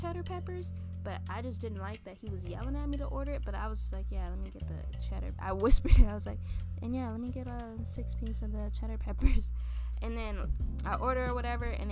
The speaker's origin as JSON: {"language": "English", "town": "Torrance", "region": "California", "country": "United States", "also_born_or_lived": "Hacienda Heights, California / Louisiana (family)", "said": "I was like, Torrance."}